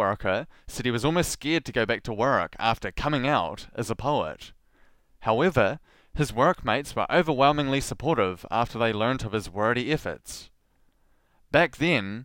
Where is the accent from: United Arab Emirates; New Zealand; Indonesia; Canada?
New Zealand; as a New Zealander